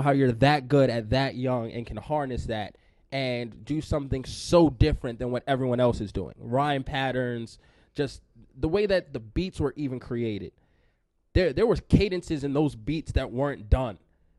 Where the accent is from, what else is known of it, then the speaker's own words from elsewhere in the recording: New York, United States; I grew up in New York.